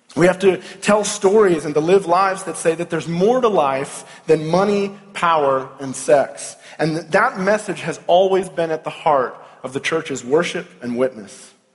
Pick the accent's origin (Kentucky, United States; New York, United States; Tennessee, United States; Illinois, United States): Kentucky, United States; Louisville; I'm from Louisville, Kentucky